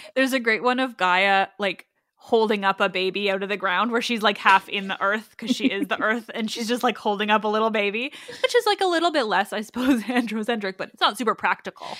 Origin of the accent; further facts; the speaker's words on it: Canada; as a Canadian